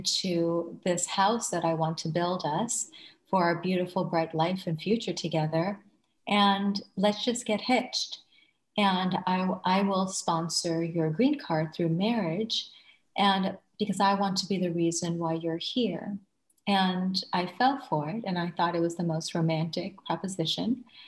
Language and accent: English; Thailand; moved away as an adult; also born or lived in Bangladesh; now in United States; I was born in Bangladesh and raised in Thailand, and I graduated from the International School of Bangkok and immigrated to the United States as a student.